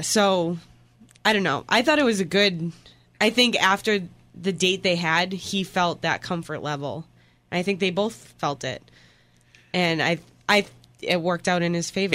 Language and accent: English; Boston, Massachusetts, United States; I'm from Boston